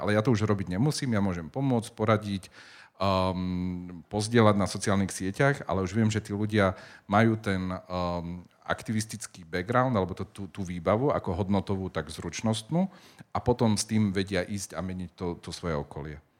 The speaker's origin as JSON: {"language": "Slovak", "town": "Spišská Nová Ves", "region": "Košice Region", "country": "Slovakia", "also_born_or_lived": "Prague, Czech Republic / Bratislava", "moved": "yes", "said": "pochádzam zo Spišskej Novej Vsi"}